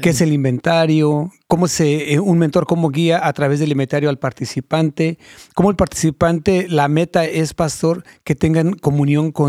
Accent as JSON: {"language": "Spanish", "town": "Ciudad Azteca", "region": "State of Mexico", "country": "Mexico", "tie": "born or raised there", "also_born_or_lived": "Guanajuato", "said": "Nací en Guanajuato, pero me crié en el Estado de México."}